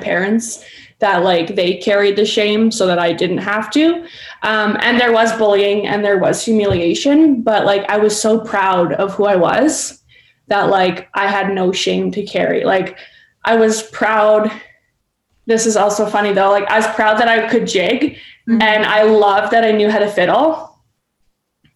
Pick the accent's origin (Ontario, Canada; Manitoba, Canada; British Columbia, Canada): Manitoba, Canada; Winnipeg; also born or lived in St. Laurent, Manitoba; now in Saskatchewan, Canada; I grew up in Winnipeg in like a middle-class, very white neighborhood